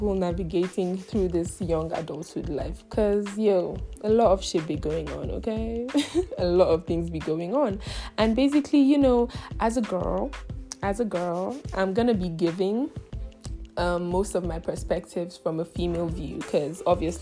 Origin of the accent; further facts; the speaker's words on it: Nigeria; I come from Nigeria. Yeah, that's where I'm from, and I'm Igbo by tribe